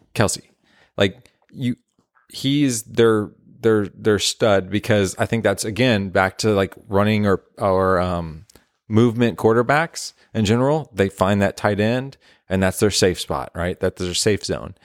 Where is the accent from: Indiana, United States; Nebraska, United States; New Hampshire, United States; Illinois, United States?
Indiana, United States; southern; moved away as an adult; now in Nashville, United States; half my life in Nashville, start of my life, and then moved, uh, to Indiana, so southern Indiana